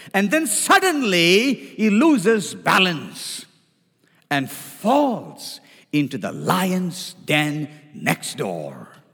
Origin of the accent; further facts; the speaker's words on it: India; now in United States; I come from India